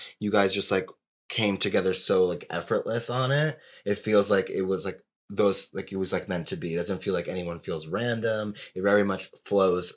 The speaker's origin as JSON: {"language": "English", "region": "New Jersey", "country": "United States", "tie": "born or raised there", "said": "when I was like 15 growing up in New Jersey"}